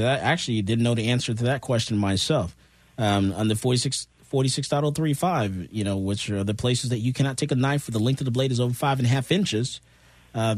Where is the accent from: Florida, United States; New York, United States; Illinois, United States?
Florida, United States; South; moved away; I grew up in South Florida